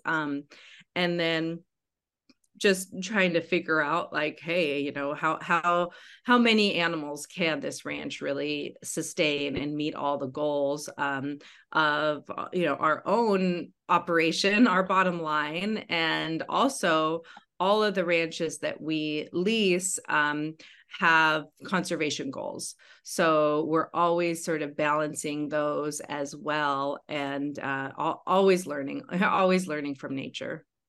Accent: Western Washington, United States; my Western Washington wilderness

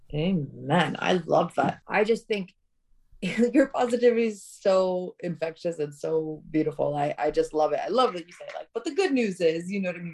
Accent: Tirana, Tirana County, Albania; moved away; I was born in Albania, in Tirana

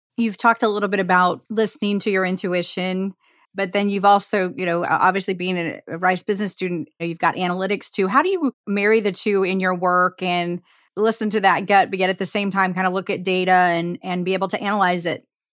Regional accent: Indiana, United States; I'm from Indiana and grew up in the heartland

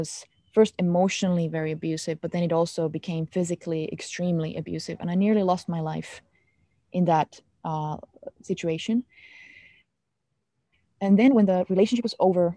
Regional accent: Finland; English is a second language; I am from Finland, we grew up with this concept of Sisu

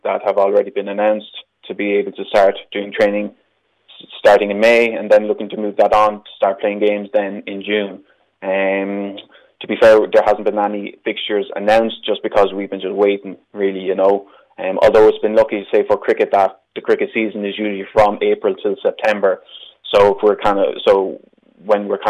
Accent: Ireland; me as an Irish person

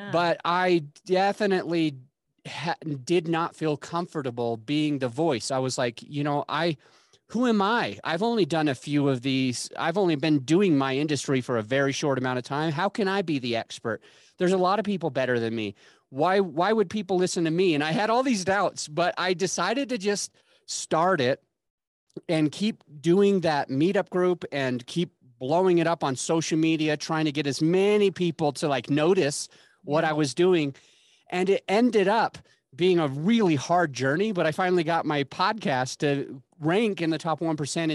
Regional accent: Utah, United States; moved away as an adult; also born or lived in Florida / Denver; I grew up in Utah.

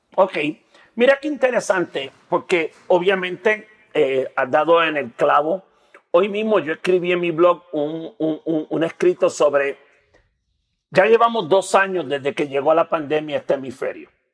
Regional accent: Puerto Rico; moved away as an adult; now in Mexico City, Mexico; soy de Puerto Rico, soy un boricua que vive en México

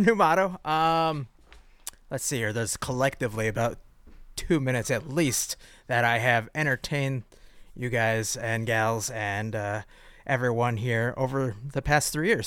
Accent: Midwest, United States; a Midwesterner slash American

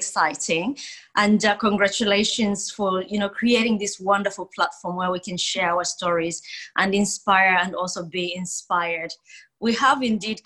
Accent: Zambia; now in Perth, Australia; I was born in Zambia in Southern Africa. And I always say this, that, you know, Zambia is the most peaceful country in Africa, never been at war. It's just beautiful. But growing up in Zambia

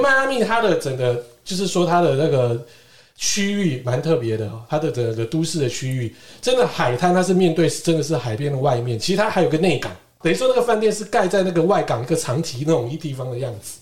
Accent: Keelung, Taiwan; 对我们基隆人来讲

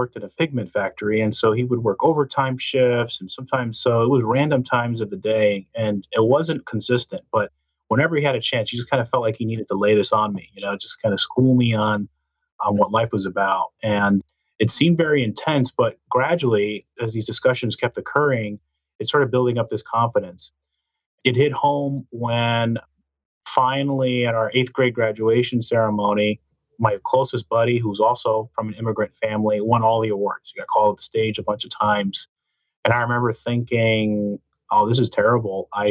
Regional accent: New Jersey, United States; I grew up in New Jersey. I was the son of Cuban immigrants

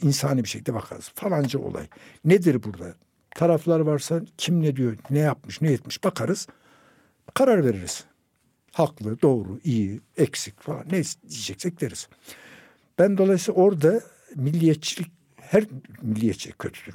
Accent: Turkey; benim bir Türk olarak İspanya'da da oturabilmem

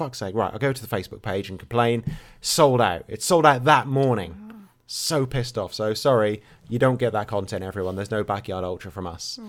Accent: England, United Kingdom; I'm English

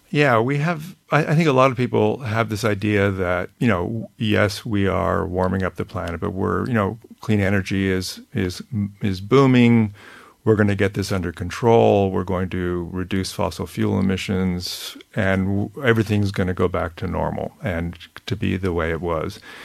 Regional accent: California, United States; I grew up in California

